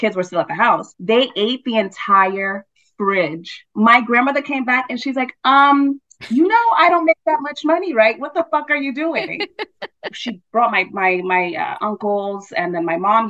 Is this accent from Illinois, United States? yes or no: no; New York City, New York, United States; born and raised in Brooklyn, New York